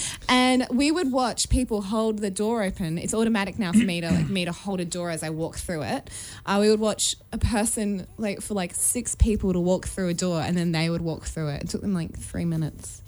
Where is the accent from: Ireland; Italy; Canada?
Canada; accent: Canadian; Insult my Canadian accent.